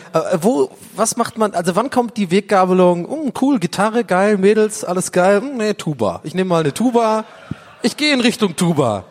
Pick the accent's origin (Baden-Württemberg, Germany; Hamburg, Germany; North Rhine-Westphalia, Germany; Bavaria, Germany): Baden-Württemberg, Germany; Tübingen; moved away as an adult; now in Berlin, Germany; als ich in Tübingen aufgewachsen bin